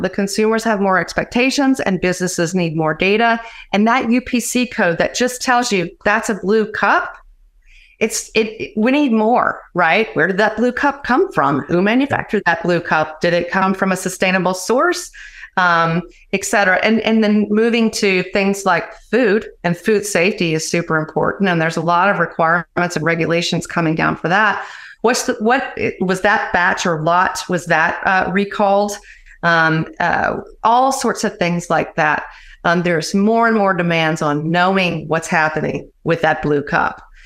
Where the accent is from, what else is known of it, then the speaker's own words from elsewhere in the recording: Louisiana, United States; now in Atlanta, United States; Originally from my dear state of Louisiana